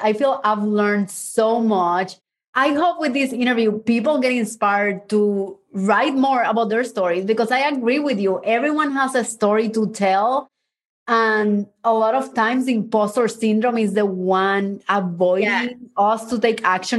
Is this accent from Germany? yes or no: no; Mexico; also born or lived in Cuba; I was born in Cuba and then we moved to Mexico and then my mom and I ran away and we hid for 6 months.